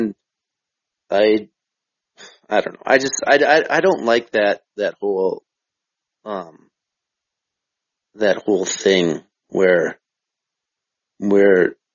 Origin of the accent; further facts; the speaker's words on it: Minnesota, United States; I'm from Minnesota